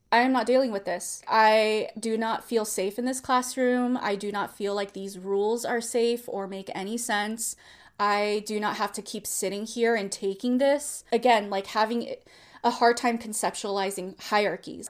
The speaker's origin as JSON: {"language": "English", "area": "Bay Area", "region": "California", "country": "United States", "tie": "born or raised there", "said": "I grew up in the Bay Area"}